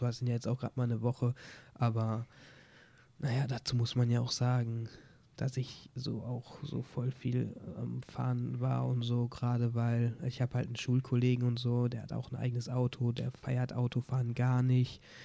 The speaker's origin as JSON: {"language": "German", "town": "Oberhausen", "region": "North Rhine-Westphalia", "country": "Germany", "said": "ich komme aus Oberhausen, habe auch Prüfung hier gemacht"}